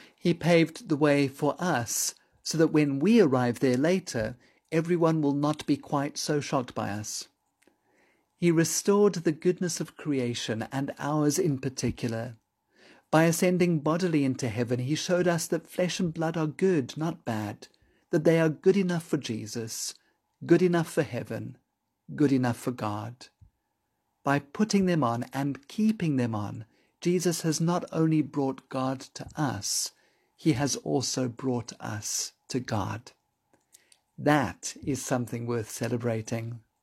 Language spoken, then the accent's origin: English; Johannesburg, Gauteng, South Africa; When I was growing up in Johannesburg as a child